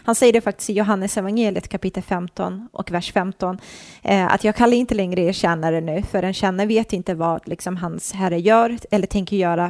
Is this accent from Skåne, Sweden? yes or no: no; Nacka, Stockholm County, Sweden; jag är uppvuxen i förorten uppe i Stockholm, mm. i en förort som heter Fisksätra